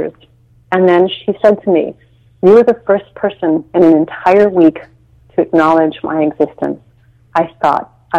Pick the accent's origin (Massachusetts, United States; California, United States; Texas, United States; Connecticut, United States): Texas, United States; now in San Francisco, United States; I grew up in Texas in relatively medium-ish town